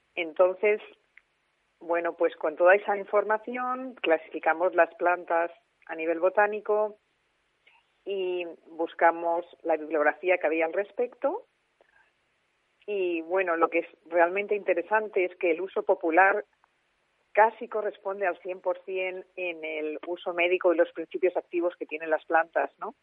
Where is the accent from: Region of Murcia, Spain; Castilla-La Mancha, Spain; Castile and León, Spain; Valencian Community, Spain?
Valencian Community, Spain; Alicante; now in Madrid, Spain; yo soy de Alicante, lo único que llevo ya muchísimos años viviendo en Madrid